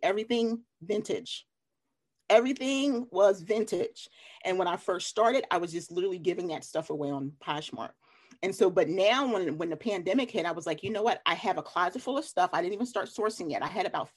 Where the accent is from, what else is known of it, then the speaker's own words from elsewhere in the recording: Philadelphia, Pennsylvania, United States; also born or lived in Delaware; now in North Carolina, United States; from Philly